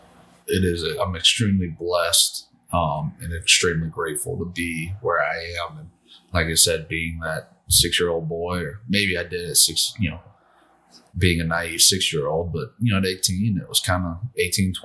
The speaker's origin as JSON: {"language": "English", "town": "Atlanta", "region": "Georgia", "country": "United States", "tie": "born or raised there", "moved": "yes", "said": "my hometown team"}